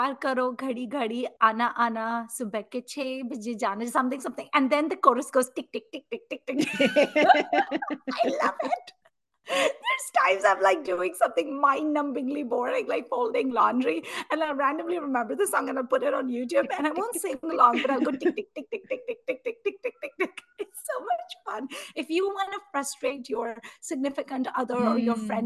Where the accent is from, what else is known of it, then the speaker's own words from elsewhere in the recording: Mumbai, Maharashtra, India; I'm from Mumbai